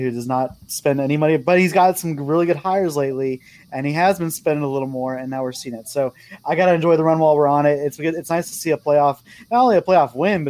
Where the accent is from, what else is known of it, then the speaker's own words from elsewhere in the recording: Tucson, Arizona, United States; moved away; I was born in Tucson